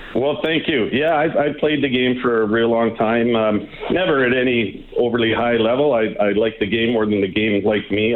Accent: Drayton Valley, Alberta, Canada; now in Nelson, Canada; I was raised in Drayton Valley, Alberta. Uh, grew up in the '70s and the '80s

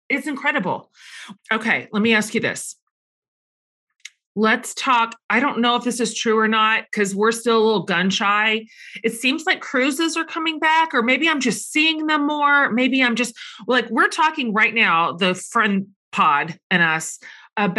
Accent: Texas, United States; I'm from Texas

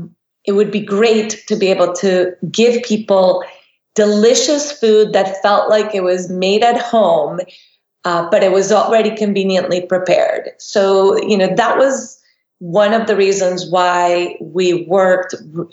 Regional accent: Costa Rica; moved away; also born or lived in Texas; We grew up in Costa Rica

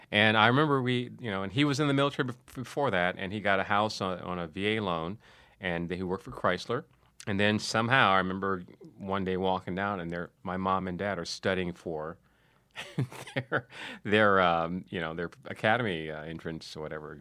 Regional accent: Detroit, Michigan, United States; moved away; also born or lived in San Diego; growing up in Detroit

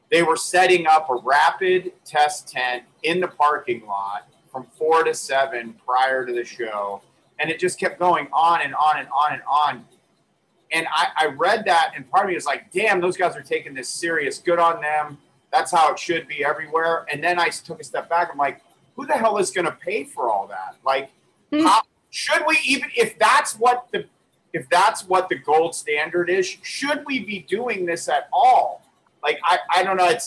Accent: New York, United States; I'm from Western New York

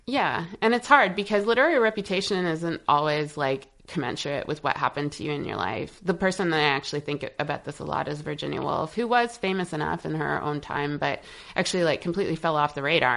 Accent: Montreal, Quebec, Canada; moved away as an adult; now in United States; since I left Montreal, I left Montreal in um, 2005.

